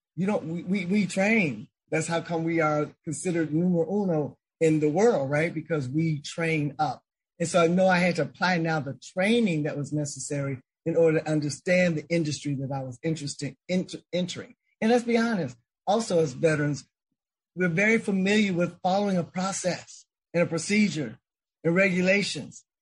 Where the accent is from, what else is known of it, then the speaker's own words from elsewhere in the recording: Chicago, Illinois, United States; growing up in Chicago